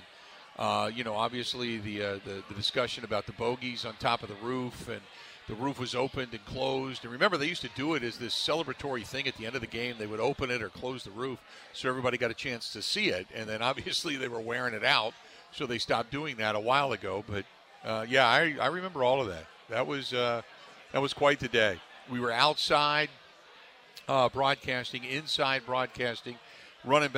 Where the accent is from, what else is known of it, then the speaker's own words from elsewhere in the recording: Cincinnati, Ohio, United States; now in Milwaukee, United States; I came from Cincinnati years ago